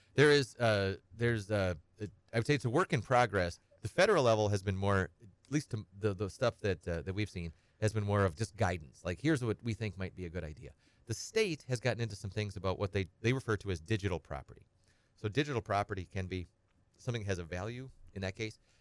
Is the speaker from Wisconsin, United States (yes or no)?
yes; Edgar, Wisconsin, United States; grew up on a small farm. I'm from Edgar and, uh, uh, kind of a hobby farm